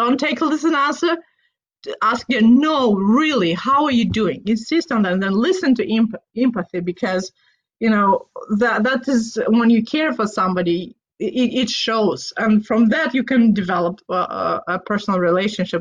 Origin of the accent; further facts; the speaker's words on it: Moldova; now in Pacific Northwest, United States; I grew up in Moldova. We are a wine country